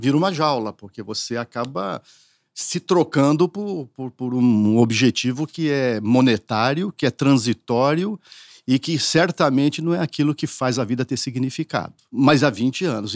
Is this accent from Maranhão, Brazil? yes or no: no; northern Paraná, Brazil; also born or lived in São José do Rio Preto, São Paulo; now in São Paulo, Brazil; morava numa cidade muito pequena no norte do Paraná